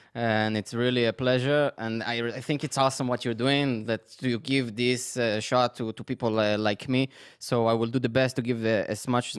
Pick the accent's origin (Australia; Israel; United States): Israel; Netanya, Central District; moved away; I grew up in Netanya. So Netanya is in the middle, kind of very, very close to Herzliya, Tel Aviv.